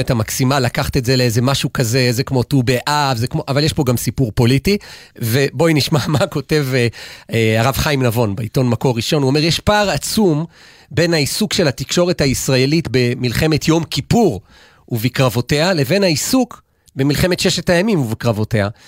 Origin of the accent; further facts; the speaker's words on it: Jerusalem, Jerusalem District, Israel; now in Ramat HaSharon, Israel; אני יודע את זה, אגב, כי כירושלמי, אני הייתי מוזמן בעבר לפחות לאולפנים, גם אחרי שאגב שנים כבר גרנו ברמת השרון